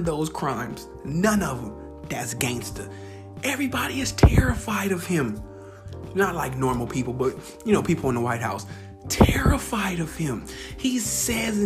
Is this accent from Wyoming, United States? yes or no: no; Bay Area, California, United States; moved away; also born or lived in the South, United States / Portland, Oregon; I'm from the Bay Area, but I actually, Bay Area, California, but I've lived down south.